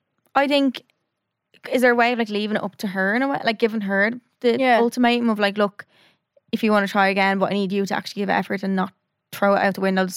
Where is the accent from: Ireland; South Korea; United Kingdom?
Ireland; Wexford, Leinster; also born or lived in Toronto, California, United States; So I was living in Toronto and met a girl in my hometown in Wexford via Instagram.